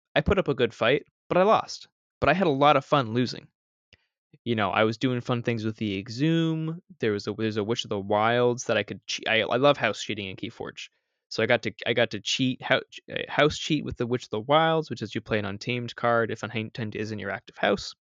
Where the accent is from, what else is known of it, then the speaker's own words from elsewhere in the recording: Canada; I'm Canadian